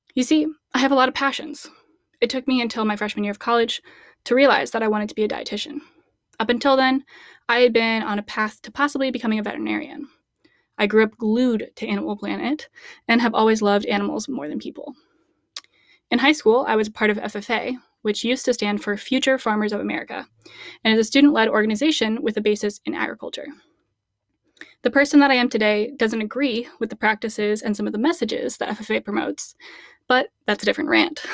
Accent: Midwest, United States; As a Midwest girl

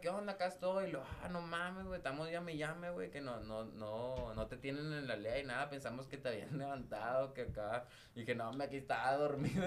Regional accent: northern Mexico, Mexico; como decimos aquí en el norte

